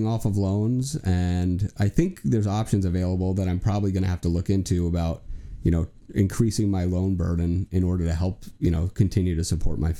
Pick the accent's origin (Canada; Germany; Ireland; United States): United States; New Jersey; moved away as an adult; now in Iowa, United States; we're from New Jersey originally, and we moved out to Iowa completely